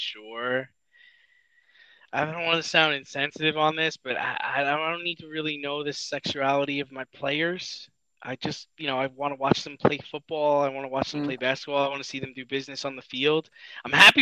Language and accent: English; New York, United States; we're from New York